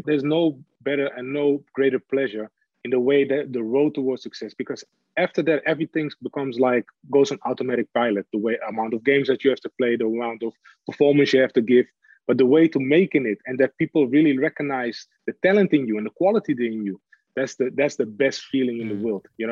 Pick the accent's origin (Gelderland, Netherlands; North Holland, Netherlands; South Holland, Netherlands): North Holland, Netherlands; Amsterdam; English is a second language; moved away as an adult; also born or lived in Hamburg, Germany / Manchester, England; born and raised in Amsterdam